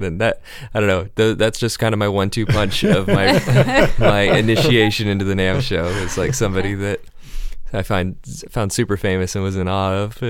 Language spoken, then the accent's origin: English; Encinitas, California, United States; I'm also from this area, so I grew up in Encinitas